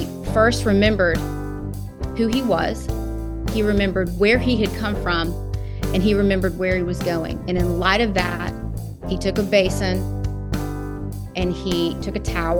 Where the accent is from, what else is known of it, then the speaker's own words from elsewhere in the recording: Knoxville, Tennessee, United States; also born or lived in Chattanooga, Tennessee; I am from South Knoxville, Tennessee. That's where I was born and mostly raised, both Knoxville and Chattanooga.